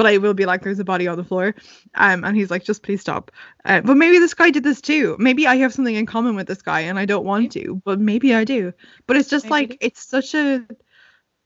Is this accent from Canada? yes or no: no; Ireland; We're Irish